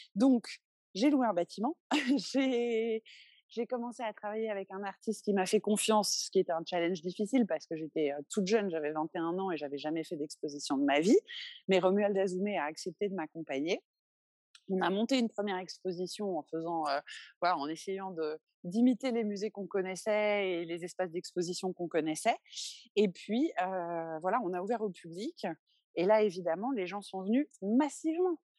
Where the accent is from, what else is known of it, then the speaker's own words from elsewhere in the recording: Paris, Île-de-France, France; moved away as an adult; now in Benin; je suis née en 1982 à Paris